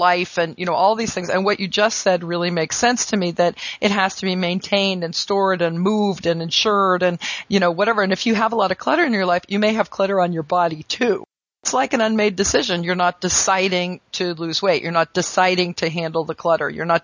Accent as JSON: {"language": "English", "country": "United States", "said": "I'm an American"}